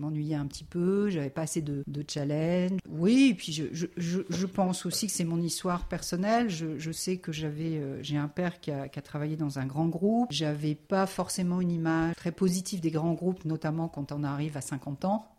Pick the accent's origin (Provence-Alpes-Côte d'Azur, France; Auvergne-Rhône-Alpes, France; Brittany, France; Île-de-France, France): Auvergne-Rhône-Alpes, France; Lyon; moved away as an adult; also born or lived in Nantes; now in Lille, France; c'est pas le Lyon de ma jeunesse